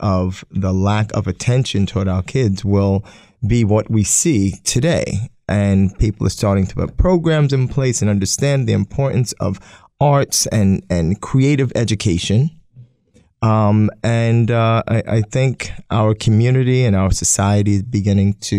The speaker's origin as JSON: {"language": "English", "town": "New York City", "region": "New York", "country": "United States", "tie": "born or raised there", "also_born_or_lived": "Staten Island", "moved": "as an adult", "lives_now": "Poughkeepsie, United States", "said": "I'm born and raised in Brooklyn, Staten Island, and moved up to Poughkeepsie"}